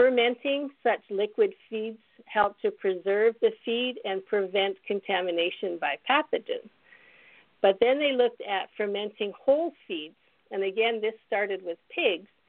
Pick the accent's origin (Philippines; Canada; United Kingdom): Canada; moved away as an adult; also born or lived in British Columbia / Mozambique / Kenya / Florida; now in Kentucky, United States; As far as my background, I'm Canadian.